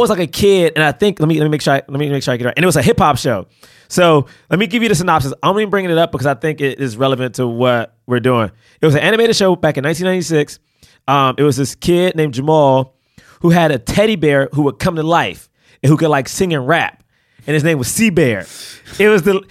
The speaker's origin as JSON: {"language": "English", "town": "Washington", "region": "District of Columbia", "country": "United States", "tie": "born or raised there", "moved": "yes", "said": "I grew up in Southeast DC"}